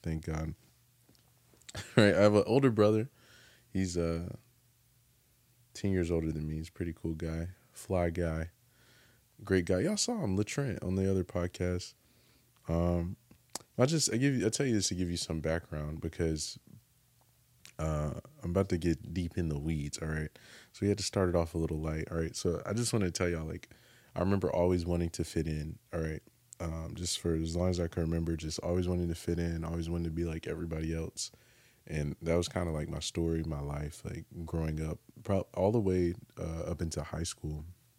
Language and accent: English; North Carolina, United States; also born or lived in California / Japan; I was born in California. Okay. Grew up in North Carolina, but was born in California.